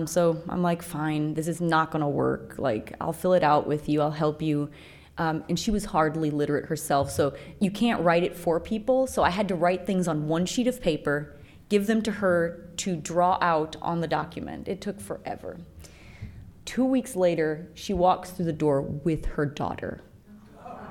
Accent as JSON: {"language": "English", "town": "San José", "region": "Copán", "country": "Honduras", "tie": "born or raised there", "moved": "as an adult", "lives_now": "United States", "said": "when I was growing up in San Jose, Copan, that's where I was born"}